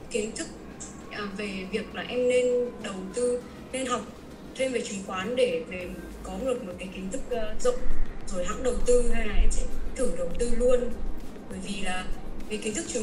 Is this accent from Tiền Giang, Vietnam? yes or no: no; Hanoi, Vietnam; và em đến từ Hà Nội